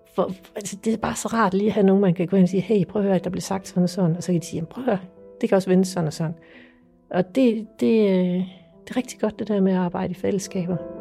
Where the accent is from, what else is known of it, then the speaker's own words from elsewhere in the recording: Funen, Southern Denmark, Denmark; jeg kommer fra Fyn. Jeg bor i Strib